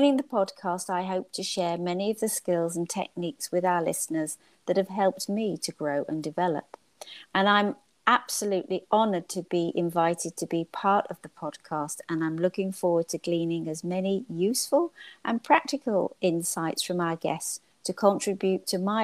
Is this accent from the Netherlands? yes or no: no; United Kingdom; now in United States; I'm originally from the United Kingdom, now living here in the United States.